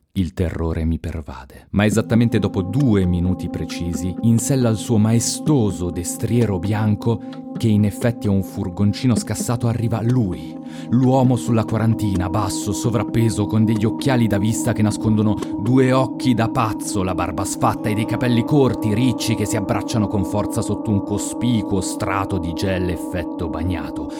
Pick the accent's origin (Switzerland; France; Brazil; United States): Switzerland; Lugano, Ticino; Gli rispondo Lugano